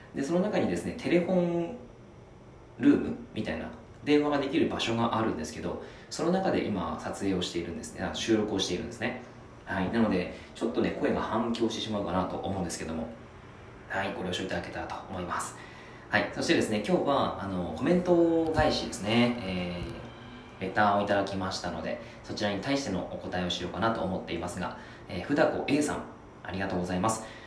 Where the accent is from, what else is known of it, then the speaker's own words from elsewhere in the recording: Yamagata, Japan; moved away as an adult; 僕ですね、山形出身なんですね。